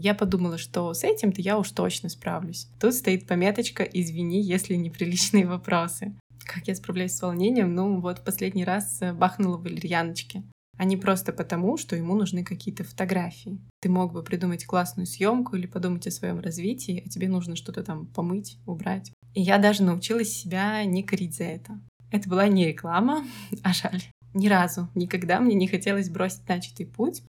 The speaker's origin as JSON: {"language": "Russian", "region": "Saint Petersburg", "country": "Russia", "tie": "born or raised there", "said": "я коренная петербурженка"}